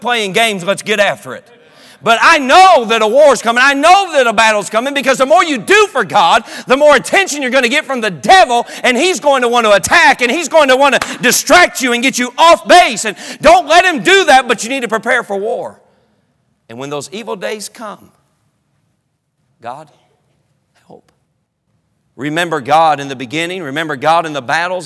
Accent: North Carolina, United States; also born or lived in Durham, North Carolina; I'm from North Carolina

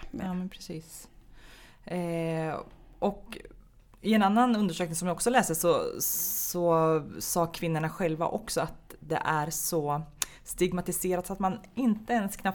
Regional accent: Stockholm, Stockholm County, Sweden; born or raised there; also born or lived in Gothenburg

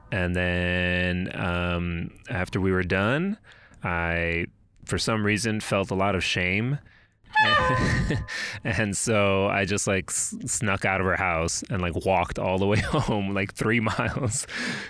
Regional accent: El Paso, Texas, United States; my home city, my hometown of El Paso

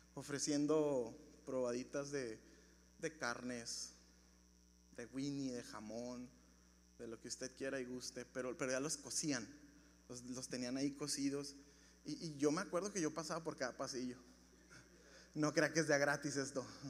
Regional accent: Ciudad Juárez, Chihuahua, Mexico; Yo nací en Ciudad Juárez

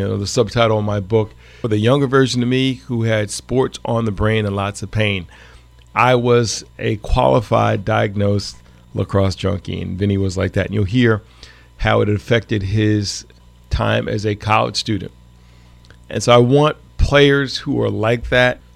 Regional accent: Croton-on-Hudson, New York, United States; I'm from Croton on the Hudson

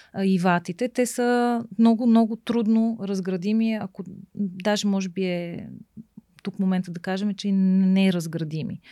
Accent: Bulgaria; also born or lived in England; че съм жена и че съм от България

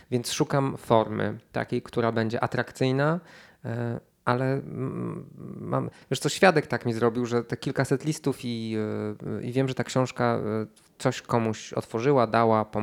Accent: Szklarska Poręba, Lower Silesian Voivodeship, Poland; Więc to jest w Dolnośląskim, ponieważ ja jestem ze Szklarskiej Poręby i mamy do siebie, i do jednych i do drugich mam blisko, mogę dojść na stację kolejową i ruszyć.

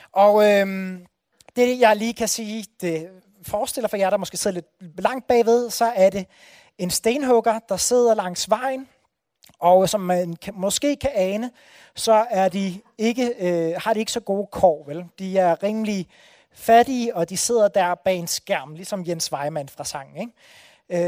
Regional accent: Odense, Southern Denmark, Denmark; det er nabobyen til Bellinge, hvor jeg er fra. Så jeg har fyldt, øh, fuldt hedder det Brændekilde hele mit liv

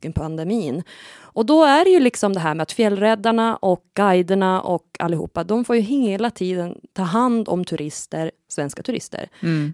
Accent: Sweden; Jag kommer från Härskog, denna pyttelilla by som har förlorat nästan allt nu. Mm. Men eh, fastän att jag liksom är född där

